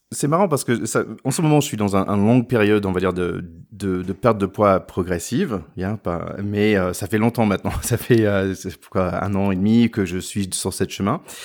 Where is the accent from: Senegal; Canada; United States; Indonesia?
United States; the South, Southern United States; French is a second language; now in France; je viens du Sud aussi.